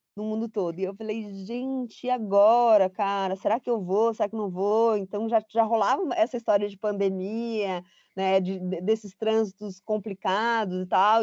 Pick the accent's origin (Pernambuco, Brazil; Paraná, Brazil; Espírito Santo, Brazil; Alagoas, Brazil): Paraná, Brazil; Curitiba; moved away as an adult; also born or lived in São Paulo; eu sou curitibana